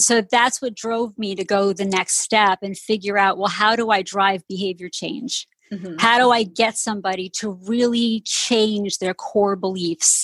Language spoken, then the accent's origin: English; outside of New York City, United States; I grew up outside of New York City, right outside of the musical theater capital of the world